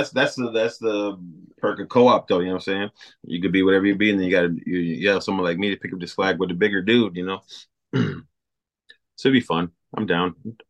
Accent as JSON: {"language": "English", "town": "Milwaukee", "region": "Wisconsin", "country": "United States", "said": "we're both from Milwaukee"}